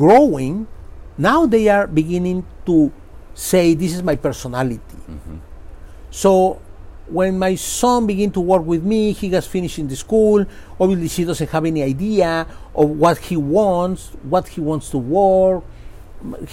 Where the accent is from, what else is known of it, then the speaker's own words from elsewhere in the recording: Mexico; moved away as an adult; I am from Mexico